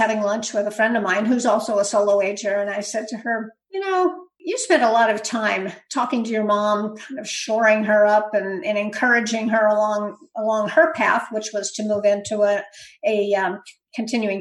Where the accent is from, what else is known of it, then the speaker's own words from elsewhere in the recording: Berkeley, California, United States; also born or lived in Santa Rosa, California; I grew up in California in the Bay Area. Actually, I grew up in Berkeley